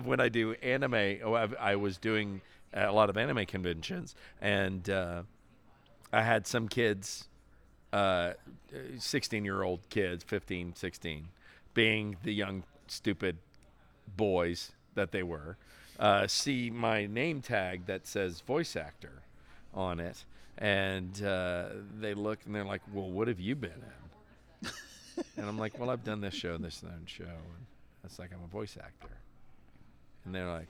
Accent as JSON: {"language": "English", "area": "Cajun", "region": "Louisiana", "country": "United States", "tie": "born or raised there", "said": "I'm Cajun and I grew up with aunts and uncles going in between Cajun French and English"}